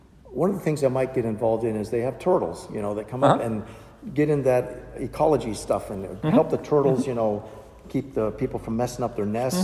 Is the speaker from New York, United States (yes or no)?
no; Orlando, Florida, United States; now in Warrenton, United States; We're from Orlando